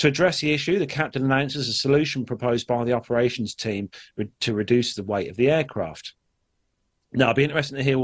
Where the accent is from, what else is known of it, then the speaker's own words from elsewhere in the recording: Malta; I'm from Malta